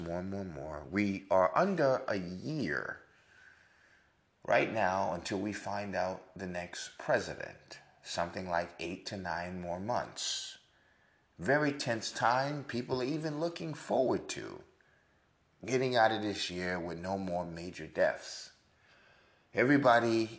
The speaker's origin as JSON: {"language": "English", "town": "New York City", "region": "New York", "country": "United States", "tie": "born or raised there", "said": "I was born in Manhattan, New York, in Mount Sinai, Beth Israel, to be exact. I was educated in the North."}